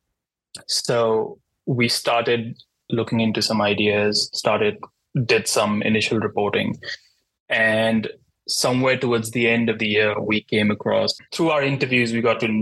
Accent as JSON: {"language": "English", "country": "India", "moved": "as an adult", "lives_now": "New York City, United States", "said": "I am not a US citizen. I'm from India."}